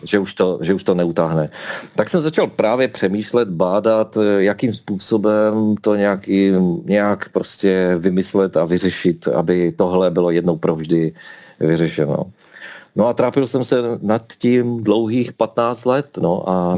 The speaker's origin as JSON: {"language": "Czech", "town": "Ostrava", "region": "Moravian-Silesian Region", "country": "Czechia", "tie": "born or raised there", "said": "Narodil jsem se v Ostravě, žiju v Ostravě, mám rád Ostravu"}